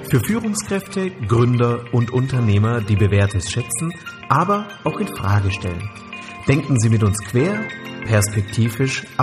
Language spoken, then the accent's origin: German; Einbeck, Lower Saxony, Germany; born there; now in Göttingen, Germany; 43 Jahre alt, gebürtig aus Einbeck, wohne jetzt seit über 20 Jahren äh, in Göttingen, fühle mich hier sehr wohl.